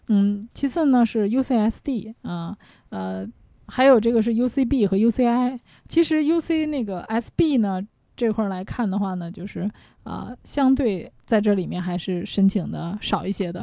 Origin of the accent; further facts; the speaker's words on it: China; 其实大多数美国人啊，他们在选择西，这个学校的时候跟我们中国人不一样